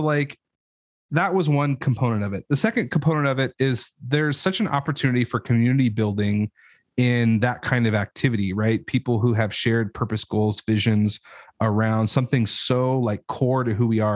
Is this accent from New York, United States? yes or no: no; Idaho, United States; I know I'm from Idaho, but like, that is not, I grew up in an apartment.